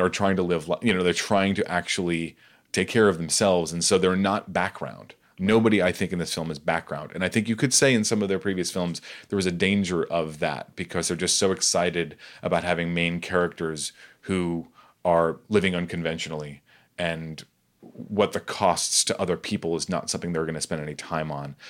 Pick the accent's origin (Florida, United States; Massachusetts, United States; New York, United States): New York, United States; New York City; I'm from Staten Island, New York